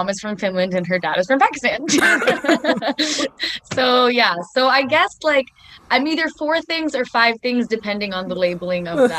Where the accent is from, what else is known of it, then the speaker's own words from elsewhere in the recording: Canada; I like to think of myself just as like a Canadian hodgepodge. That's basically what it is. It's a little bit of everything. I celebrate like Catholic holidays